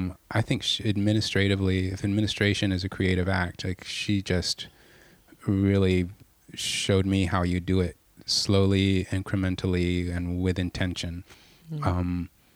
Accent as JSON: {"language": "English", "country": "United States", "tie": "born or raised there", "said": "I grew up in the States, like everybody else."}